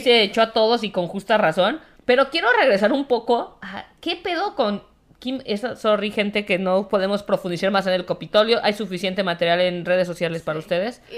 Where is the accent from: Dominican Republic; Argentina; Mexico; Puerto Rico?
Mexico; como mexicana, corazón azteca